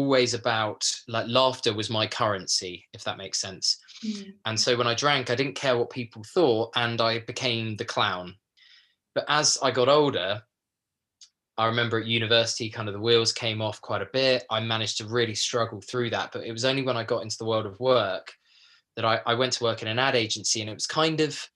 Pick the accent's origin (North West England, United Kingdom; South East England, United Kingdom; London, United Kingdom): South East England, United Kingdom; a small village in Kent; I come from a small like village in Kent